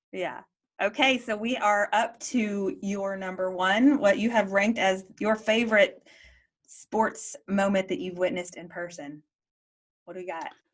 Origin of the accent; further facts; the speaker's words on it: Waco, Texas, United States; moved away; we lived in Waco, we're from Waco